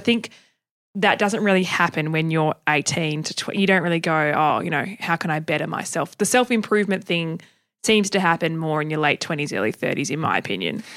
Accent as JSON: {"language": "English", "region": "Tasmania", "country": "Australia", "tie": "born or raised there", "said": "I grew up in Tasmania and we're ten years behind everybody else."}